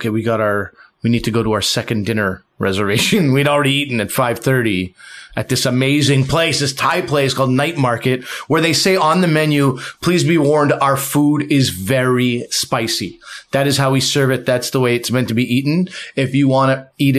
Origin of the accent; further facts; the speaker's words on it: Montreal, Quebec, Canada; also born or lived in New Brunswick, Canada; now in Toronto, Canada; I came from Montreal